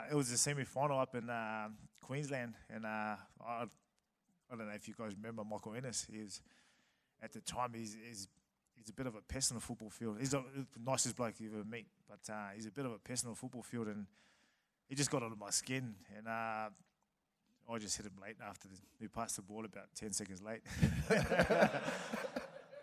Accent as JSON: {"language": "English", "country": "Samoa", "tie": "born or raised there", "also_born_or_lived": "New Zealand", "moved": "yes", "said": "I was born in New Zealand, raised in Samoa"}